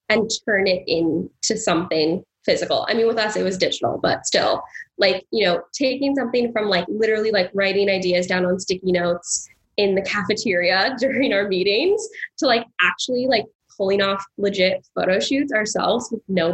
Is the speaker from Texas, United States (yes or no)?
no; California, United States; moved away as an adult; now in New York, United States; I was raised in California, we came out here all the time to see family